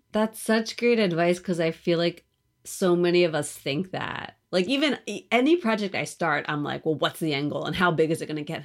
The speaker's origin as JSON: {"language": "English", "area": "outside of Philadelphia", "region": "Pennsylvania", "country": "United States", "tie": "born or raised there", "also_born_or_lived": "New York", "moved": "yes", "said": "I grew up outside of Philly"}